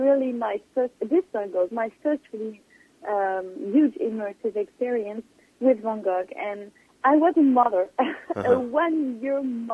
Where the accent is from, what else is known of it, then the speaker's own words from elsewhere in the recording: near Le Havre, Normandy, France; I was born in Normandy